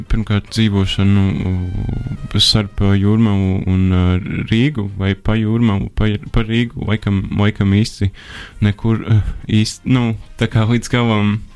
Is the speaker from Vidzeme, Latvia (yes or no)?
yes; Madona, Vidzeme, Latvia; Esmu no Madonas. Tā ir vidzemes